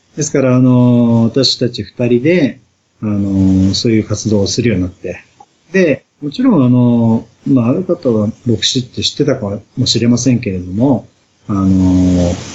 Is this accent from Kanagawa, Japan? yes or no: yes; Yokohama, Kanagawa, Japan; now in Toda, Japan; は生まれも育ちも横浜の浜っ子なんです